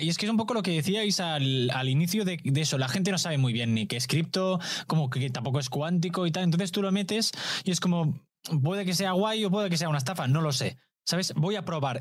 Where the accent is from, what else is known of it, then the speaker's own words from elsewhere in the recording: Badalona, Catalonia, Spain; mi pueblo